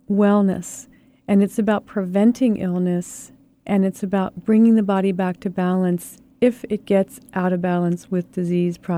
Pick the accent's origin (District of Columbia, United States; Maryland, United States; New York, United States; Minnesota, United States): Maryland, United States; Baltimore; moved away as an adult; also born or lived in Frostburg, Maryland; now in Seattle, United States; No, I'm not a native of Seattle. I, would, I was born in Baltimore. Ah. And I try to hide the accent.